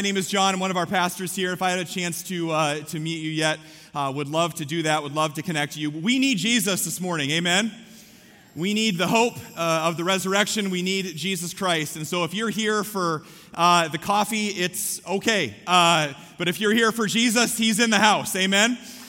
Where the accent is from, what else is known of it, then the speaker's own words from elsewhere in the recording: Story City, Iowa, United States; I grew up in Story City, and so everything is within 3 blocks of each other.